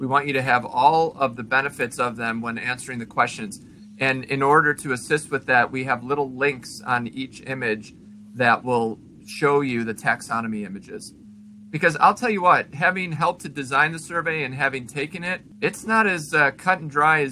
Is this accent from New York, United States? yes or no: no; Illinois, United States; where I grew up in Illinois